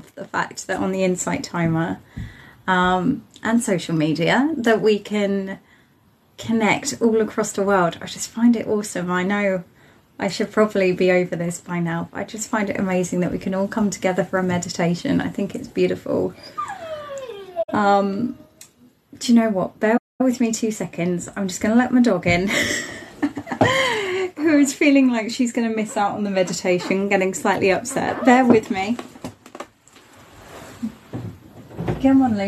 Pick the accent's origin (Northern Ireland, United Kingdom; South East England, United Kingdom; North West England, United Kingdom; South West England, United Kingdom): South East England, United Kingdom; Isle of Wight; I'm from the Isle of Wight, just at the bottom, just below Southampton in Portsmouth, a little place that's...